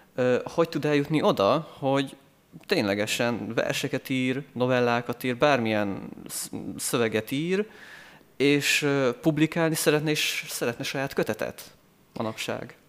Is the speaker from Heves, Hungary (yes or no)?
yes; Eger, Heves, Hungary; én világéletemben itt éltem Egerben, itt születtem, és itt is nőttem föl, itt járok egyetemre